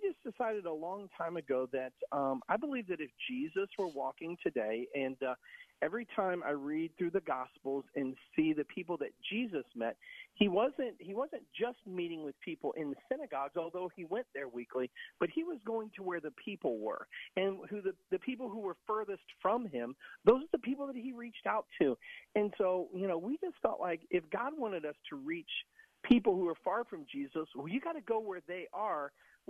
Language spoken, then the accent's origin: English; Tampa, Florida, United States; Yeah, so much like yourself, I was born and raised here in Tampa. My grandmother actually came from Cuba and rolled cigars in Ybor City.